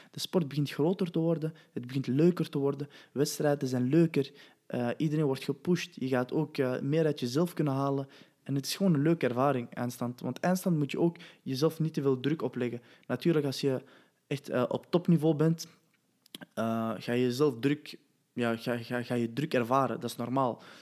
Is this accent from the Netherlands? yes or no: no; Belgium; Wauw, man, ik kom van België.